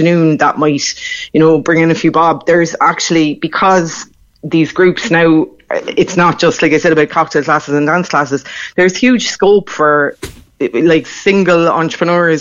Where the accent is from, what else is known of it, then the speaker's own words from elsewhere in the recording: Crosshaven, Munster, Ireland; I grew up in Crosshaven in Cardlane